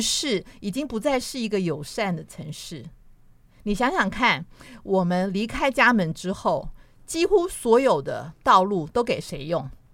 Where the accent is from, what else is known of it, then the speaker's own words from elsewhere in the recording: Taipei, Taiwan; 我的家我是住在信义路